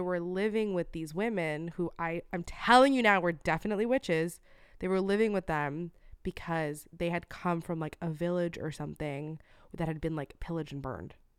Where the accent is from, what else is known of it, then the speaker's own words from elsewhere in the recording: Florida, United States; moved away; my home state, Florida